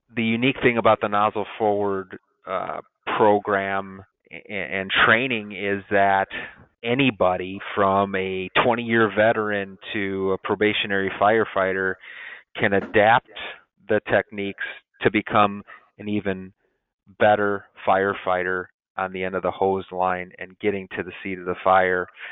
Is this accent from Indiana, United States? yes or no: yes; Dyer, Indiana, United States; now in Crown Point, United States; my hometown in Dyer, Indiana